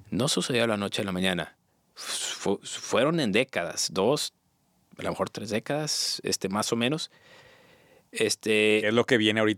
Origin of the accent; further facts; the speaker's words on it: Querétaro, Mexico; yo soy de Querétaro.